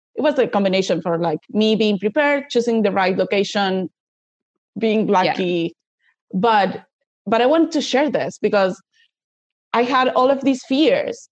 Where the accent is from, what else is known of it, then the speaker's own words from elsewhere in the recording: Buenos Aires, Argentina; from Argentina